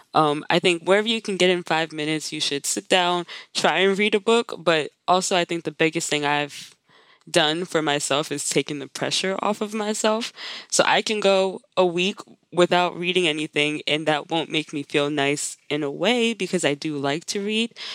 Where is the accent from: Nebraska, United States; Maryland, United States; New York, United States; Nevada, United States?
Maryland, United States; moved away as an adult; also born or lived in Pittsburgh; I live in Maryland. I'm also from Maryland.